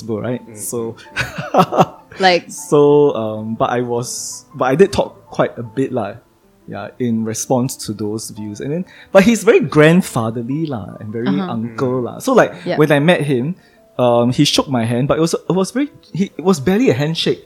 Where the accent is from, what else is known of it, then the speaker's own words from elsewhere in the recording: Singapore; as a Singaporean representative